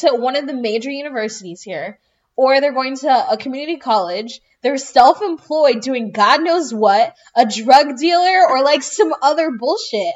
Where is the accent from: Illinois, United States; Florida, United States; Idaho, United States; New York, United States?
Florida, United States; South; I grew up in South Florida